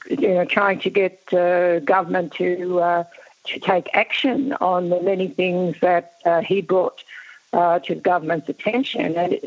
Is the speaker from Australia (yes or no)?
yes; Cummeragunja, New South Wales, Australia; moved away; also born or lived in Mooroopna, Victoria; I wasn't born on Cummerganja, but my family came from there. I grew up on Cummerganja, sort of going backwards and forwards, but I was born at Marupna.